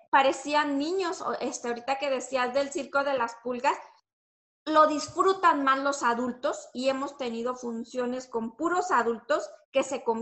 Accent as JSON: {"language": "Spanish", "town": "Torreón", "region": "Coahuila", "country": "Mexico", "said": "yo vengo de Torreón, tengo una compañía, así, así, esto y lo otro, y pues les dejo mis datos, sí."}